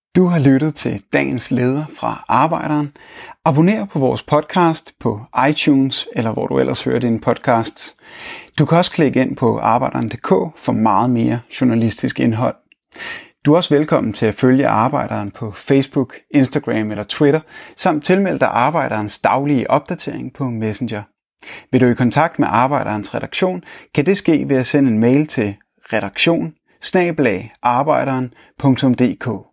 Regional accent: Denmark; Som danskere

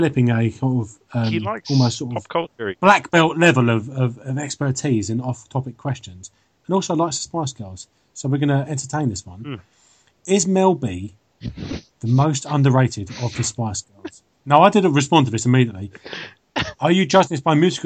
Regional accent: United Kingdom; being British

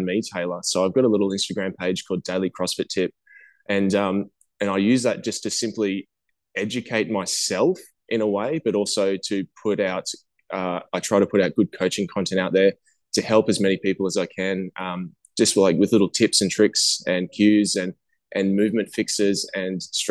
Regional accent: Australia; I'm actually from Australia

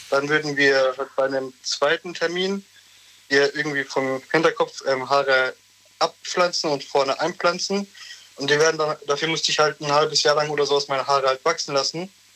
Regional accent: Turkey; now in Germany; ich bin auch gebürtiger Türke

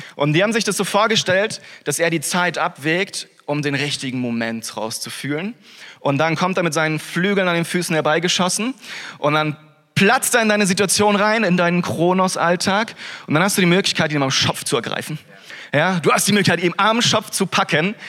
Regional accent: Freiburg, Baden-Württemberg, Germany; moved away as an adult; dann hat Gott mich ein halbes Jahr später aus Freiburg weggeführt, wo ich herkomme

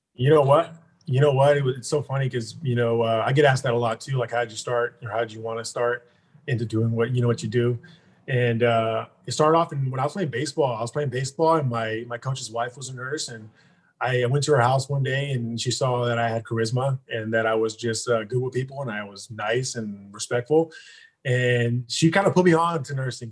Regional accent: Stockton, California, United States; born or raised there; also born or lived in Hayward, California

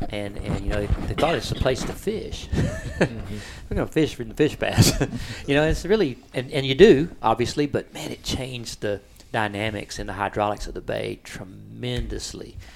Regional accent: Rockport, Texas, United States; I'm a fishing guide here, almost 40 years, born and raised in Rockport.

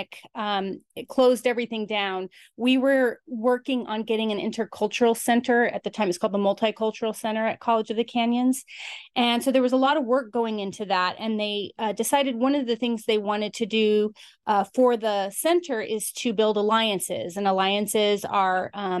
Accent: Albuquerque, New Mexico, United States; moved away; I grew up in Albuquerque, New Mexico

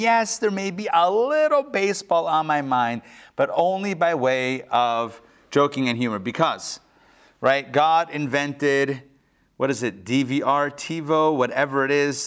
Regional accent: Pittsburgh, Pennsylvania, United States; moved away; I grew up in Pittsburgh

